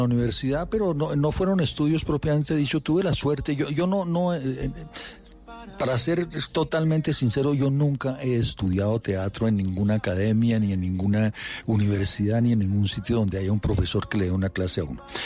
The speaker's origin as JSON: {"language": "Spanish", "region": "Bogotá", "country": "Colombia", "tie": "born or raised there", "said": "mis papás nos metieron en un colegio muy, muy bueno, que era el Liceo Francés, o sigue siendo el Liceo Francés, de aquí de Bogotá, y, nos fue muy bien toda la infancia"}